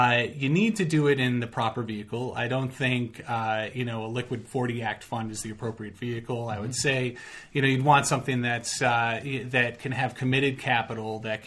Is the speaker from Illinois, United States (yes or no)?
yes; Chicago, Illinois, United States; I'm from Chicago